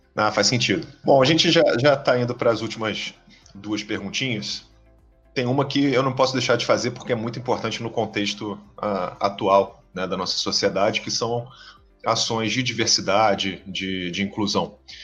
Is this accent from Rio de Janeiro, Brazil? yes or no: yes; Rio de Janeiro, Brazil; Pelo meu sotaque, todo mundo sabe que eu sou aqui do Rio de Janeiro